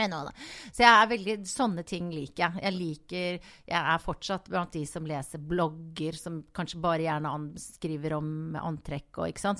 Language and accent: Norwegian; Voss, Vestland, Norway; moved away as an adult; also born or lived in Oslo; now in Bergen, Norway; jeg vokste opp på Voss